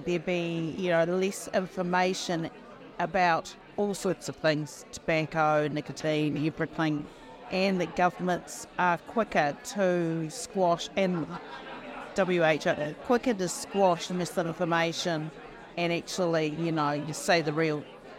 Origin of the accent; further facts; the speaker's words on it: New Zealand; I'm from New Zealand.